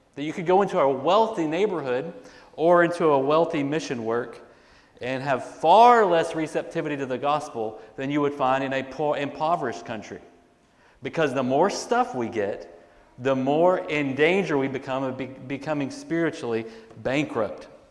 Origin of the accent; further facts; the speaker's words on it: United States; as American Christians